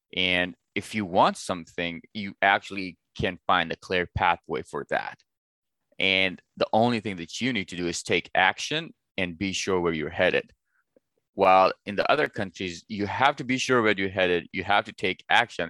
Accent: Pakistan; now in United States; I was born and raised in Pakistan, and I moved to the United States eight years ago

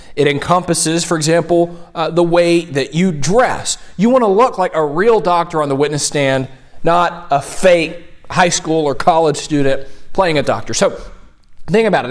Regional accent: Tennessee, United States; I'm from Tennessee

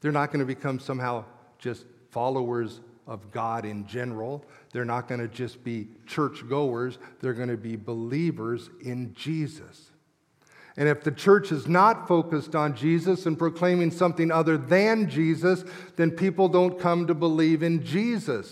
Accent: Englewood, Colorado, United States; I grew up in Colorado at what was Inglewood First Christian Church

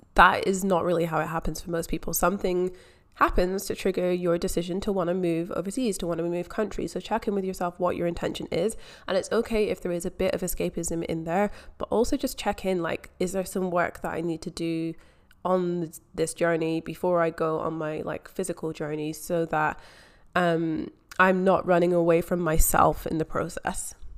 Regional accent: Scotland, United Kingdom; moved away as an adult; also born or lived in England; now in Melbourne, Australia; I am from Scotland. I grew up in Scotland.

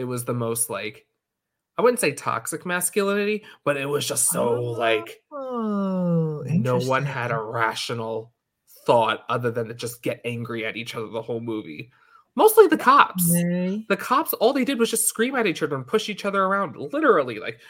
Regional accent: New York, United States; moved away; also born or lived in Hong Kong; Because when I was growing up in New York

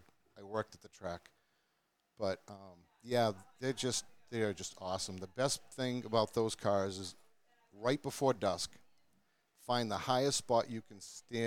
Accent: Groton, Massachusetts, United States; now in New Ipswich, United States; I grew up in Groton, Mass. Right now I currently live in New Ipswich, New Hampshire, which I'm actually closer to here at Monadnock than I am there.

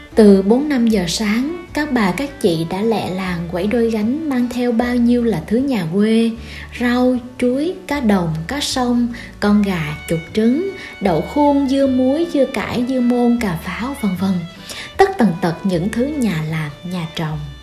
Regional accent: Vietnam; miền trung du quê mình đã có đến ba kiểu chợ

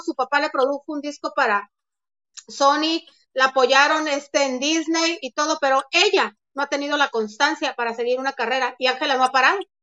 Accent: Mexico; cómo somos los mexicanos

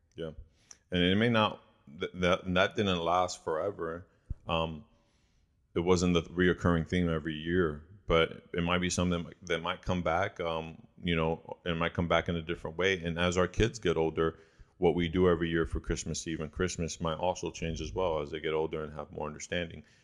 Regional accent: Chicago, Illinois, United States; I didn't live or grow up in Puerto Rico, and so um, I grew up in Chicago

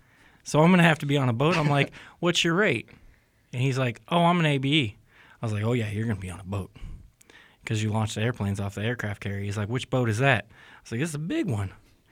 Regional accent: Knob Noster, Missouri, United States; also born or lived in Jacksonville; I'm originally from here in Knobnostor, Missouri. I guess that's a longer answer for me, though, because I'm actually born in Jacksonville, Florida, but my father was in the Navy, and so I'm a little bit from everywhere.

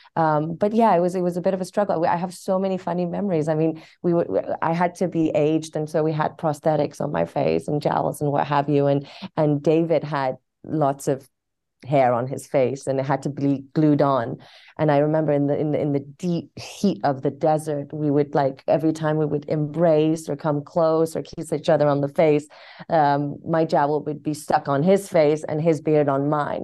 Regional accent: Tehran, Tehran Province, Iran; also born or lived in London / Cambridge; now in Los Angeles, United States; I was born in Tehran. I moved to London for about fifteen years, and then I came to Cambridge to study, and I'm in L A now

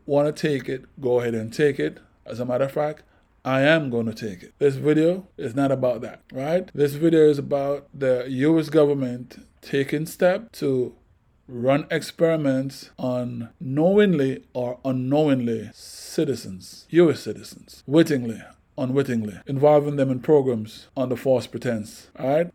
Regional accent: Jamaica; now in United States; growing up in Jamaica

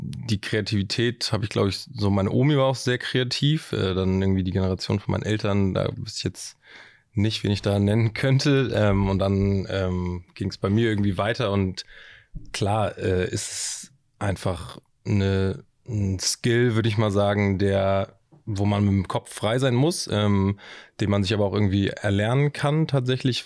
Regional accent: Hamburg, Germany; also born or lived in Kiel; ich bin ähm, tatsächlich gebürtiger Hamburger. Ähm, meine Familie kommt aus Hamburg, meine Großeltern kommen aus Hamburg

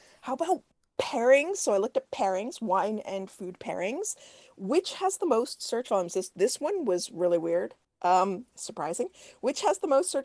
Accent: Canada; So in the U.S., I'm Canadian

